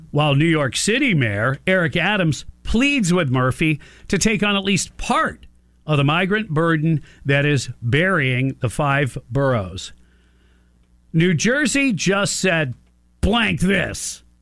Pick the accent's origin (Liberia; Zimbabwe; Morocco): Morocco; Well, I'm from Morocco. Well, how'd you end up here? Somebody offered me a ticket.